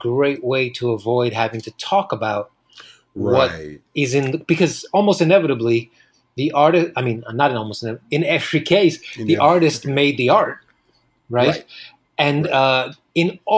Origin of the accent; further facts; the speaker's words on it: New York City, New York, United States; Born and raised in Queens, and then now I live in Washington Heights in Manhattan.